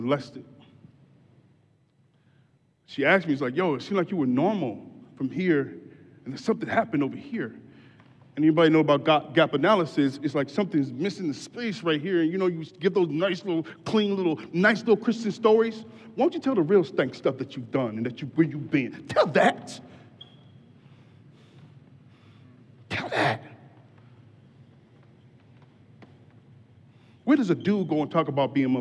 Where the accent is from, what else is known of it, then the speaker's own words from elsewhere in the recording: Grand Rapids, Michigan, United States; moved away as an adult; also born or lived in Detroit; I was born in Grand Rapids